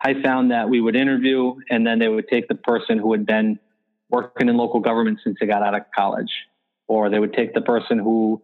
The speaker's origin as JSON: {"language": "English", "area": "Franklin County", "region": "New York", "country": "United States", "tie": "born or raised there", "said": "I grew up in the Adirondacks in Franklin County, New York, in a small village"}